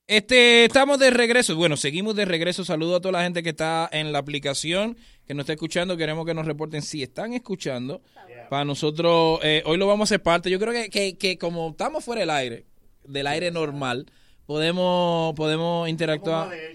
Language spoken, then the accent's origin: Spanish; Dominican Republic; tenemos que seguir siendo dominicanos